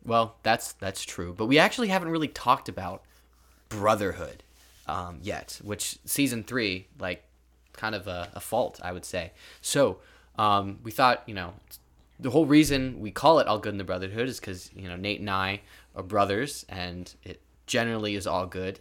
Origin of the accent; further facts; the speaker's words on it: California, United States; moved away; originally we're from California